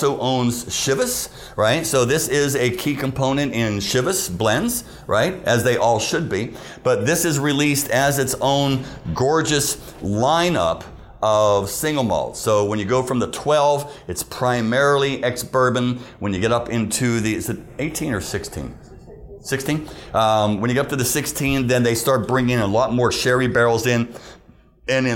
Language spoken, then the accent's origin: English; Pittsburgh, Pennsylvania, United States; I grew up in Pittsburgh